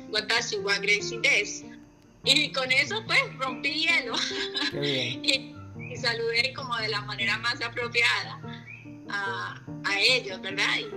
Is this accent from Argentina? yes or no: no; Colombia; also born or lived in Puerto Rico; colombiana, yo creo que no hay nadie más colombiano en mi grupo.